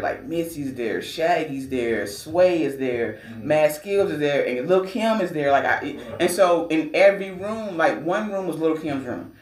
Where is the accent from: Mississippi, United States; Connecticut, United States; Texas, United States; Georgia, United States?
Georgia, United States; now in Virginia, United States; I'm from Georgia.